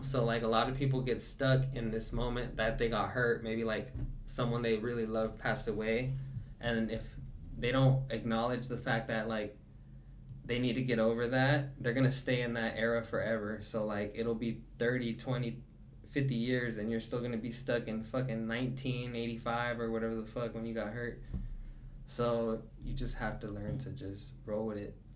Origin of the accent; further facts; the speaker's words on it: the South, United States; I was born in the South